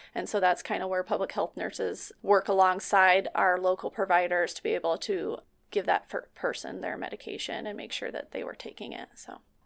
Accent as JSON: {"language": "English", "town": "Nikiski", "region": "Alaska", "country": "United States", "said": "I'm from Nikiski, Alaska, and I've lived here, I went to college outside and then I came back"}